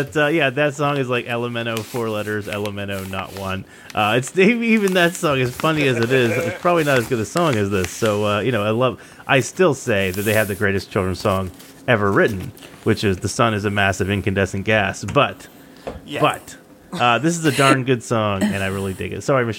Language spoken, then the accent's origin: English; Maine, United States; I grew up in Central Maine. And when I say Richard Stans, I think that I, to people outside of New England, I probably sound like I have a New England accent. To people in New England, I apparently sound like I have a Canadian accent.